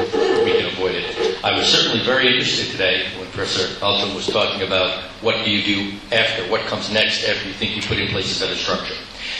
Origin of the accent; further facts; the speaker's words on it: Nuremberg, Bavaria, Germany; born there; because I was born in Nuremberg, Germany, where my father had served at the ripe old age of 27 years old as a chief prosecutor